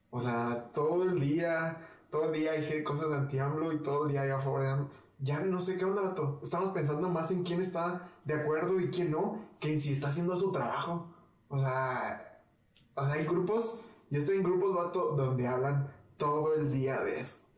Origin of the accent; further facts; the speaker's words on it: Mexico; Me interesa más mantener, mantener una unión eh, como mexicanos.